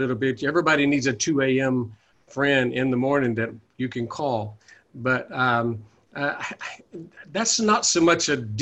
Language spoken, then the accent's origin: English; the Bible Belt, United States; now in Oakland area, United States; I was raised in the Bible Belt